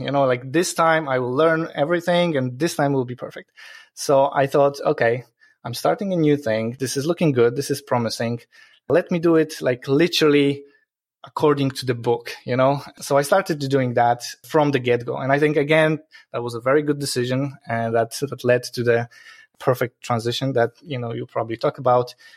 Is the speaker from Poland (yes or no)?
yes; Poland; moved away as an adult; now in Ireland; It's a weird sounding Polish name because I'm originally from Poland. Um, I moved to Ireland 12 years ago